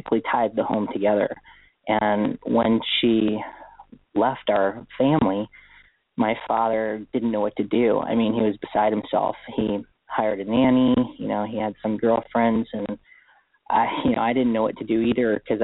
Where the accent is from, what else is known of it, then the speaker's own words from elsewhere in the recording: Honolulu, Hawaii, United States; moved away; I was born in Honolulu, Hawaii. So I was born and raised there on Oahu.